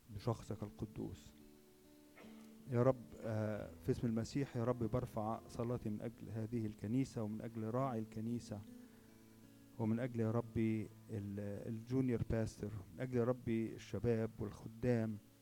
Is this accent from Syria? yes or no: no; Egypt; عندنا في مصر